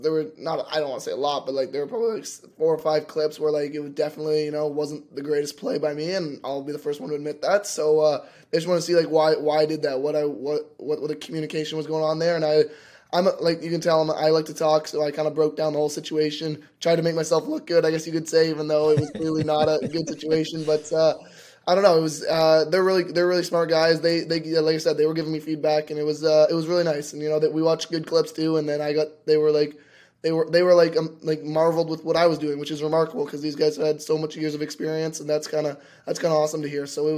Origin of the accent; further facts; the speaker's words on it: Ottawa, Ontario, Canada; I'm from Nepean, Ontario.